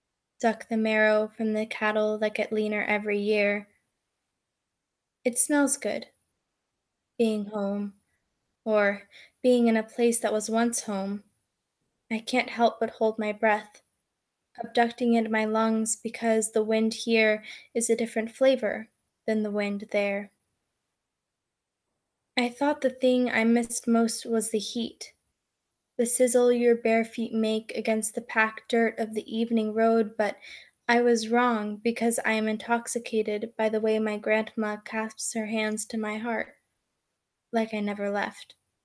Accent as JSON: {"language": "English", "region": "Oregon", "country": "United States", "tie": "born there", "also_born_or_lived": "Mexico", "lives_now": "Burlington, United States", "said": "I was born in Oregon, and then I moved to Mexico when I was only 2 months old, and I lived in Mexico for some time, and then I moved back up to Oregon and then sort of immediately moved to Burlington"}